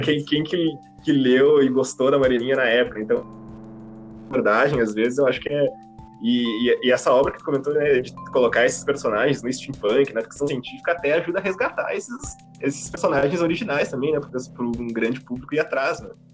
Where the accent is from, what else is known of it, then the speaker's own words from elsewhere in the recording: Rio Grande do Sul, Brazil; accent: Rio Grande do Sul (gaúcho); o nosso sotaque, né? nosso sotaque aqui do, do Rio Grande do Sul